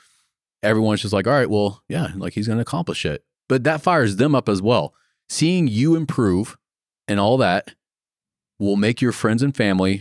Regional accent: Florida, United States; The town that I grew up in Florida was just small town. I had 200 people in my entire high school.

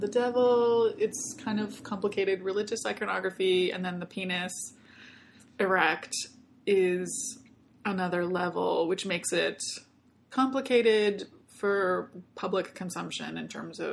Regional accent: Canada; also born or lived in Germany; I'm a Canadian

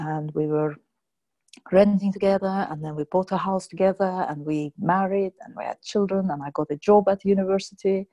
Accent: Azerbaijan; moved away as an adult; also born or lived in United Kingdom; I come originally from Azerbaijan

